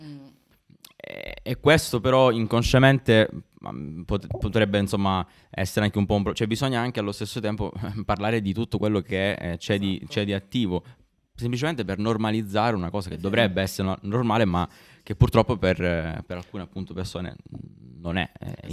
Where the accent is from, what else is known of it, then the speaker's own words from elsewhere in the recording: Sicily, Italy; io sono siciliano come te, ma non, non sono nato al nord